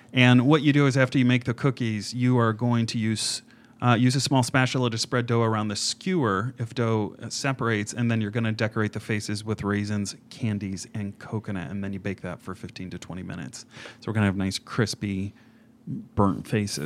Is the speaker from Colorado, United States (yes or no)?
no; Indiana, United States; I grew up in Indiana